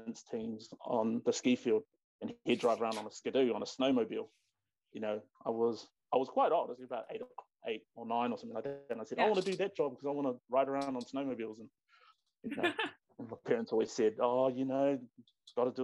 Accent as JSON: {"language": "English", "town": "Whakapapa Village", "region": "Manawatū-Whanganui", "country": "New Zealand", "tie": "born or raised there", "also_born_or_lived": "Matamata", "said": "they moved to Whakapapa Village, actually, which lies in the Tongariro National Park, because my dad found work there driving trucks, metal trucks for Lands and Survey, which is now what's called now Department of Conservation. And so I grew up down there"}